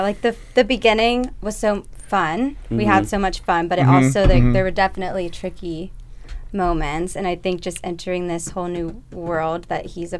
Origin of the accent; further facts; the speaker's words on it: Ohio, United States; moved away as an adult; now in Los Angeles, United States; I'm from Ohio.